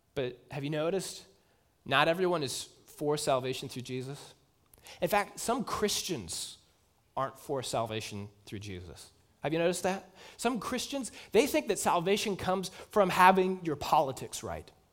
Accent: United States; as Americans

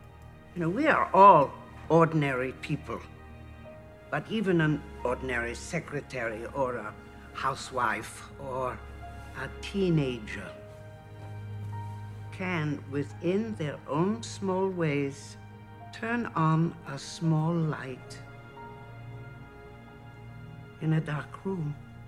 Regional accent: Austria; So another soldier recognized my accent. He was Austrian, and so was I. But I had been adopted by a Dutch family.

